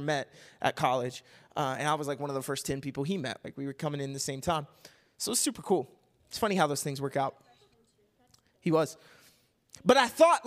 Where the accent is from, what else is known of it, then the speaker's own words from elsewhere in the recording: Kentucky, United States; moved away as an adult; also born or lived in Missouri; now in Arizona, United States; when I was growing up in Kentucky